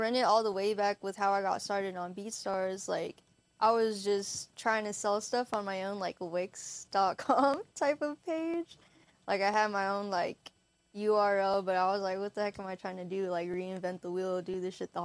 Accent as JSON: {"language": "English", "town": "Hayward", "region": "California", "country": "United States", "tie": "born or raised there", "moved": "as an adult", "said": "I'm from Hayward, California. He went to the same high school as I did"}